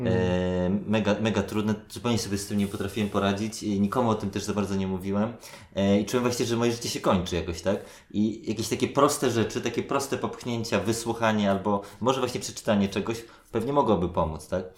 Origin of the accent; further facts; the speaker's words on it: Warsaw, Masovian Voivodeship, Poland; ja się wychowywałem na Gocławiu